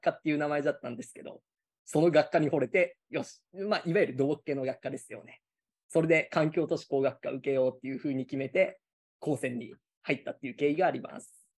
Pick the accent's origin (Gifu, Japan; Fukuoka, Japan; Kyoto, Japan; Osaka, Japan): Gifu, Japan; moved away; also born or lived in Yamaguchi Prefecture; もともと僕、岐阜県出身で、とりあえず家から近い公立高校行こうかなっていうので